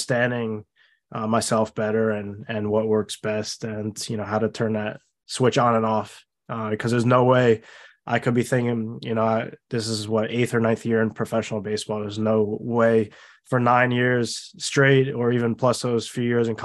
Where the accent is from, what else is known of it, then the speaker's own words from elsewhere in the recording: Long Island, New York, United States; I'm from Long Island, so not too far from the Cyclone Stadium